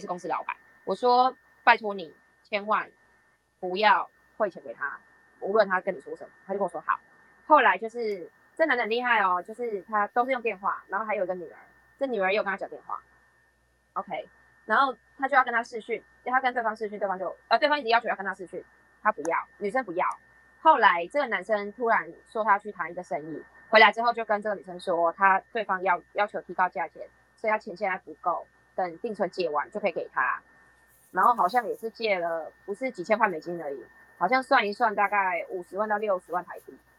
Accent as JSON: {"language": "Chinese", "country": "Taiwan", "said": "我们台湾人"}